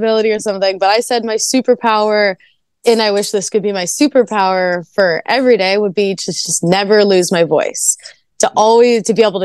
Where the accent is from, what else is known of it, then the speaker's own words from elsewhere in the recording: Canada; I'm Canadian